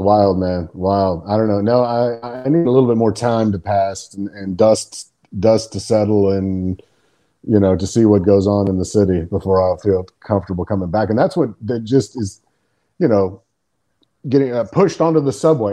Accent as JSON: {"language": "English", "region": "Texas", "country": "United States", "tie": "born or raised there", "moved": "yes", "said": "where I grew up in Texas"}